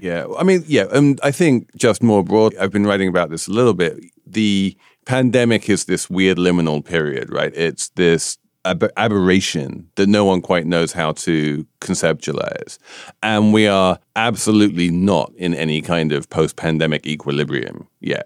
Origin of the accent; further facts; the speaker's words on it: United Kingdom; I'm a Brit